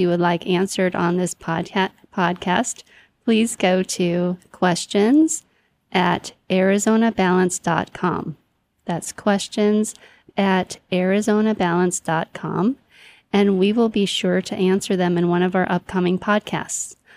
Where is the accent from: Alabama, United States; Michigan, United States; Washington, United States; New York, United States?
Michigan, United States; moved away; I'm from Michigan